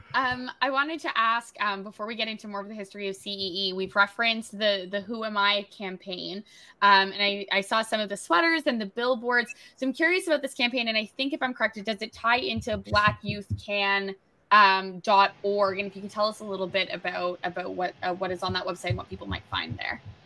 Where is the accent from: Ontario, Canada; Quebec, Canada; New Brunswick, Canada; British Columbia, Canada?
New Brunswick, Canada; now in Toronto, Canada; growing up in New Brunswick, I was off, you're offered about the same five jobs